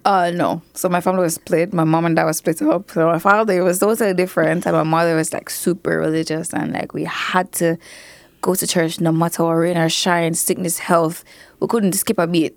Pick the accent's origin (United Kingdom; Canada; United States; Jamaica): Jamaica; Mandeville, Manchester; growing up in Manchester